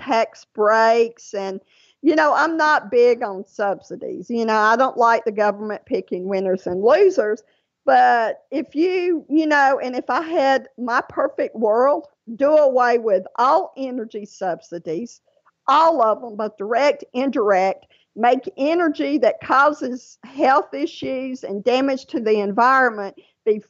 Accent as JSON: {"language": "English", "region": "Louisiana", "country": "United States", "tie": "born or raised there", "moved": "yes", "lives_now": "Georgia, United States", "said": "Louisiana. That is my home state"}